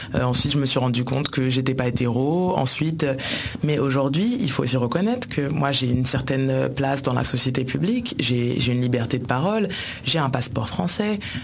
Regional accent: France; Je suis française par votre faute

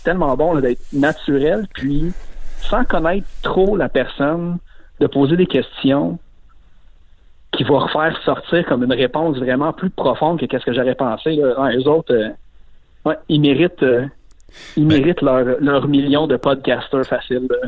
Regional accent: Laval, Quebec, Canada; also born or lived in Verdun, Montreal; Puis après, j'ai déménagé à Laval pendant 20 ans.

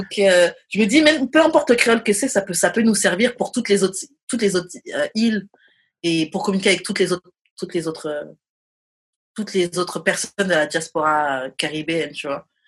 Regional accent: France; moved away as an adult; also born or lived in Montreal; nous, en France, on dit un menu

